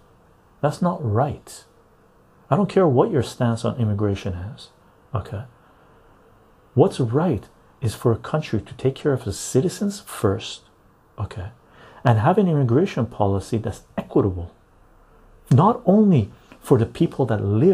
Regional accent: Canada; I'm a Canadian.

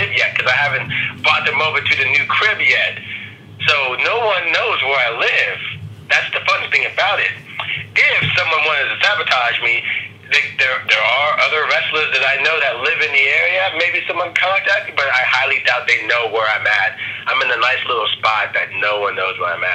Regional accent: Virginia, United States; I'm from Virginia, you know, the rest of the family's from Maryland.

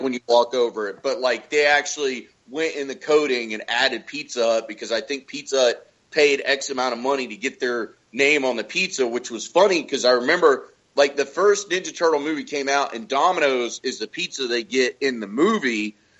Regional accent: Haines City, Florida, United States; a small town that me and, and Johnny lived in when we were growing up in Haines City.

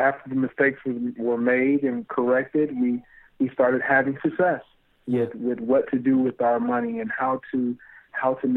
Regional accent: Kalamazoo, Michigan, United States; We're both from Kalamazoo, Michigan

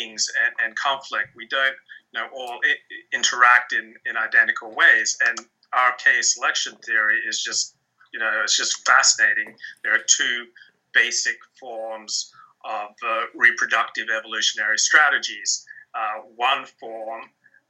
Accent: Australia; I'm from Australia

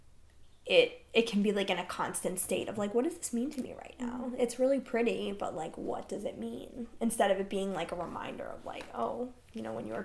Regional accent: New Jersey, United States; I grew up in New Jersey

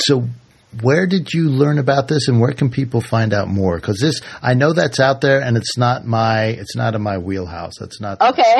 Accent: Washington, District of Columbia, United States; I grew up in Washington D.C. in this transitional neighborhood. That's a nice way of saying a not so nice neighborhood.

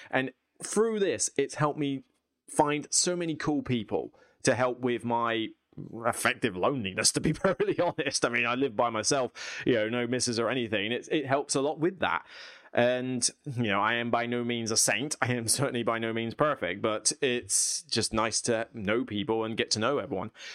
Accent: United Kingdom; I'm British.

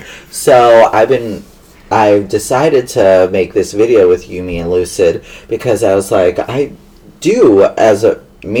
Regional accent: Long Island, New York, United States; Long Island, New York.

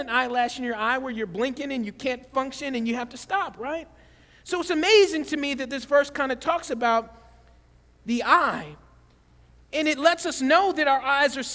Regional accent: the South, United States; I grew up in the South, and I remember growing up in the South, we would ride bikes everywhere

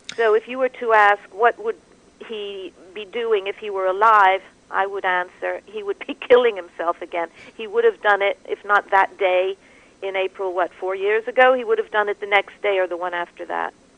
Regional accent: New York, United States; I speak as a New Yorker

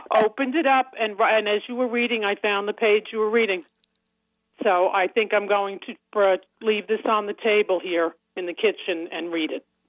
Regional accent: Long Island, New York, United States; accent: Long Island; now in Commack, United States; my accent uh, from Long Island

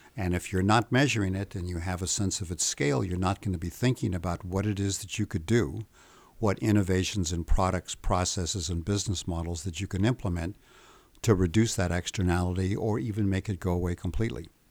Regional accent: United States; I'm American, so I'm not quite as shy and polite as the Swedes seem to be.

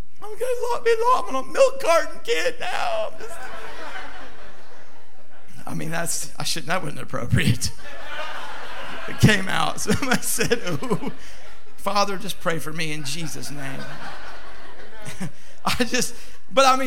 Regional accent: Louisville, Kentucky, United States; moved away; I'm from Louisville, Kentucky

